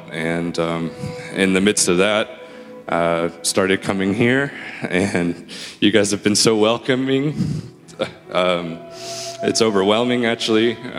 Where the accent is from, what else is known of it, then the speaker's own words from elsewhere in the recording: Memphis, Tennessee, United States; I came here from Memphis about 5 years ago to attend MTSU, and I studied music there, and after graduating, I stayed here and started working in music